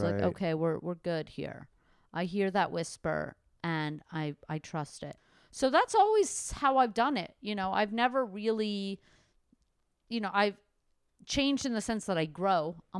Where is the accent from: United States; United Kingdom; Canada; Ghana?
Canada; So it's that, but I am Canadian. I mostly grew up in Canada of my whole life.